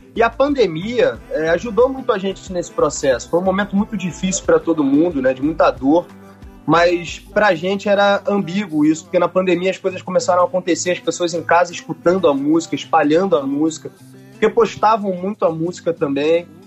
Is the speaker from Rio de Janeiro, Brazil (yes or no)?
yes; Rio de Janeiro, Brazil; also born or lived in Bahia; a gente é carioca com o pé na Bahia